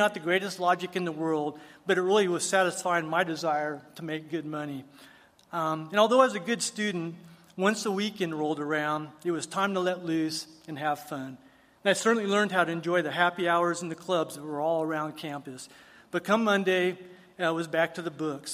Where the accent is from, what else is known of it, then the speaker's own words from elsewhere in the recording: El Paso, Texas, United States; I was actually born and raised here in El Paso by two loving parents